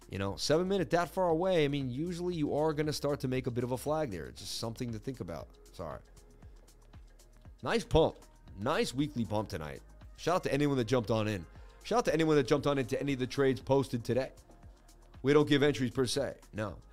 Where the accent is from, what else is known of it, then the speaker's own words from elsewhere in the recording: Boston, Massachusetts, United States; I grew up in Boston. I know everything about Boston.